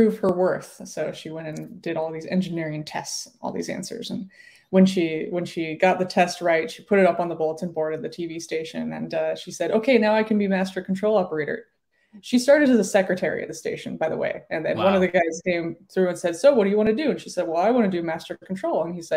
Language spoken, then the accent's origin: English; Denver, Colorado, United States; also born or lived in Salt Lake City, Utah; I grew up in Denver, and my parents were broadcast engineers